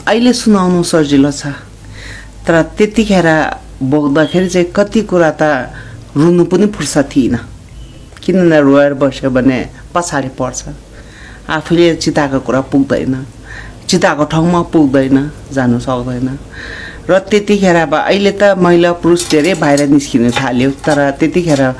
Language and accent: Nepali; Solukhumbu, Koshi Province, Nepal; born or raised there; moved away